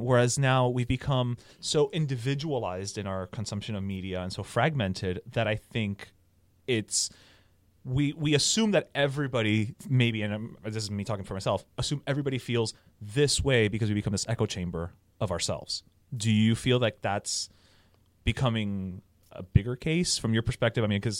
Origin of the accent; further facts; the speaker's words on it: United States; I'm American and I can't be bothered to learn foreign politics